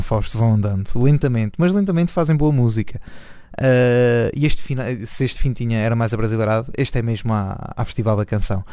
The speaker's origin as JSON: {"language": "Portuguese", "town": "Nazaré", "region": "Leiria District", "country": "Portugal", "said": "eu sou da Nazaré"}